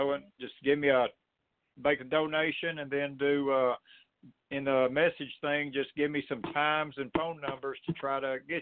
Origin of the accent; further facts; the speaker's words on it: Appalachia, United States; I come from the Smoky Mountains, Appalachian Mountains